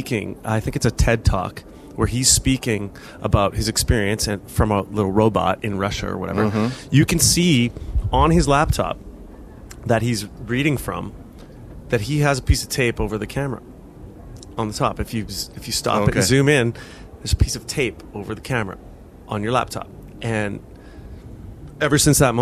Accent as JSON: {"language": "English", "region": "Alberta", "country": "Canada", "tie": "born or raised there", "said": "I grew up in Alberta"}